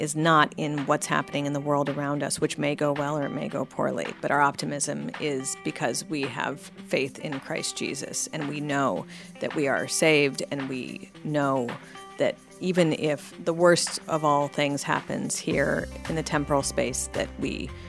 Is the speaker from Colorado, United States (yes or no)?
yes; Colorado, United States; also born or lived in Wyoming / California; I was born in Colorado, but my dad was actually a pastor in Wyoming at the time I was born.